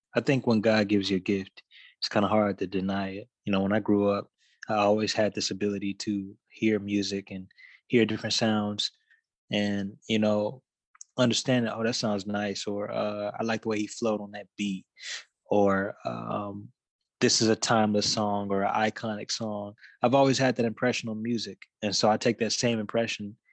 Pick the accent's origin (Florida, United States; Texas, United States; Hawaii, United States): Texas, United States; Dallas; a musician from Dallas